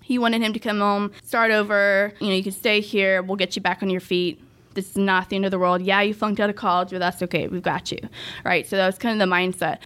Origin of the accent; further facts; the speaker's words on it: Dallas-Fort Worth area, Texas, United States; also born or lived in Russia; I grew up basically in the D F W area my whole life, so I'm really familiar with Grapevine, South Lake